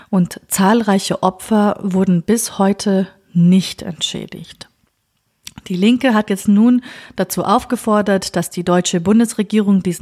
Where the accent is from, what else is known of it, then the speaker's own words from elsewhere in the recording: Kurdistan Region, Iraq; Ja, Kurde oder Kurde im Irak zu sein, das ist eine Herausforderung. Nicht nur für mich als Kurdin, sondern auch für andere Minderheiten, wie zum Beispiel Jesidinnen.